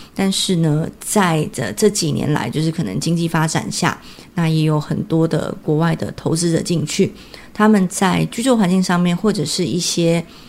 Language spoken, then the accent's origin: Chinese; Taiwan; 我们台湾人